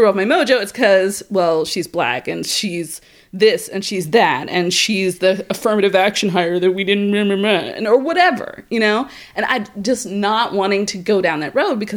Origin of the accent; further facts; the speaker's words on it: Terre Haute, Indiana, United States; now in Bloomington, United States; I'm originally from Terre Haute, Indiana, but I've been in Bloomington now for quite a long time.